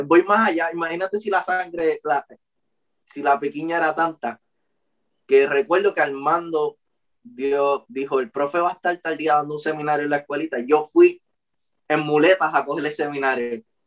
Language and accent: Spanish; Ponce, Puerto Rico; now in Guayanilla, Puerto Rico; yo soy de Ponce, pero pues yo me mudé a Guayanilla